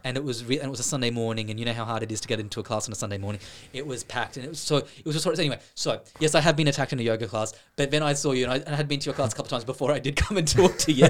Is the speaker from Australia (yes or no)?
yes; Sydney, New South Wales, Australia; moved away as an adult; now in Ireland; I am from Sydney, Australia